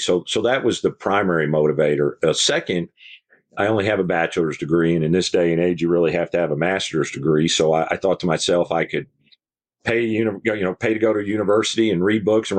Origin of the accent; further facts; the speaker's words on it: Croton-on-Hudson, New York, United States; moved away; New York, 40 miles north of New York City, a little town called Croton on Hudson, right across the river from kind of West Point. So yeah, my dad worked in the city. So I'm from there, came to Texas in 1976.